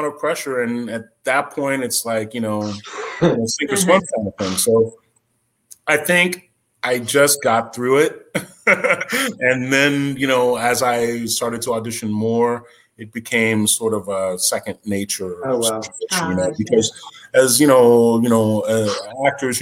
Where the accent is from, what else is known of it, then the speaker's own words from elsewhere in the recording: West Lafayette, Indiana, United States; I grew up in the Midwest. I grew up in West Lafayette, Indiana.